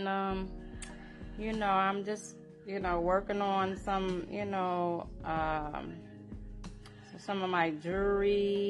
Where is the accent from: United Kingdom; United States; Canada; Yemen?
United States; New Haven, Connecticut; I'm from New Haven, Connecticut.